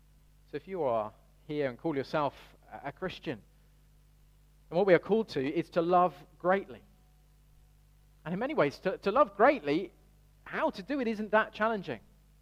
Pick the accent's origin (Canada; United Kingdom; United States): United Kingdom; Birmingham, West Midlands; Now, I grew up in Birmingham, and the usual giveaway of growing up in Birmingham is a certain twang.